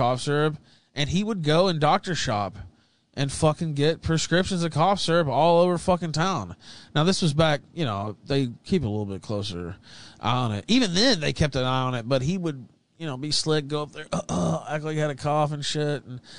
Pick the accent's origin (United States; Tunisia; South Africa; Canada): United States; Memphis, Tennessee; Yeah, but so I'm from Memphis, as I said